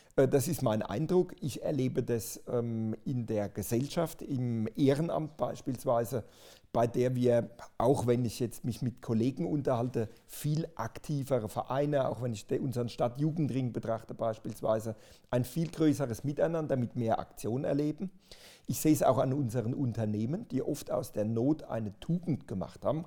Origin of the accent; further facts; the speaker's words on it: Pirmasens, Rhineland-Palatinate, Germany; bei uns in Pirmasens